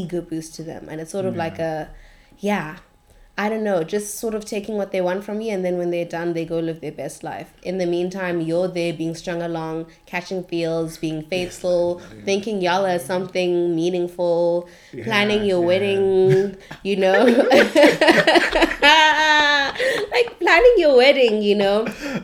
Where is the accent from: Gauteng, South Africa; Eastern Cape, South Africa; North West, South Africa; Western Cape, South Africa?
Gauteng, South Africa; Johannesburg; moved away; also born or lived in Cape Town